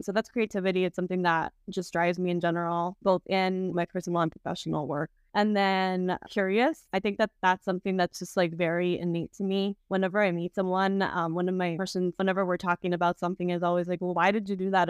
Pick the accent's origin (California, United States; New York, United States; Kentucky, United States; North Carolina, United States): California, United States; South Gate, Southeast Los Angeles; I grew up in Southie, which is a city in, like, Southeast L